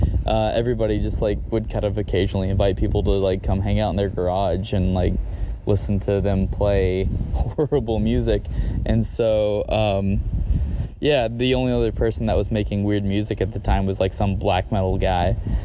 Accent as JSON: {"language": "English", "town": "Morristown", "region": "Tennessee", "country": "United States", "tie": "born or raised there", "also_born_or_lived": "Knoxville, Tennessee", "said": "I was born in Knoxville, Tennessee, and I grew up in, Knoxville's not a particularly large town, but an even smaller town called Morristown, Tennessee."}